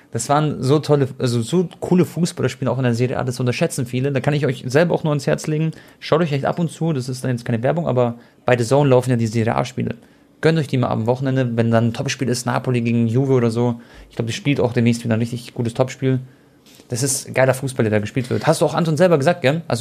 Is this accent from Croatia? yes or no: yes; Croatia; Und für mich war es auch was ganz Besonderes, weil ihr wisst ja, ich bin ja Kroate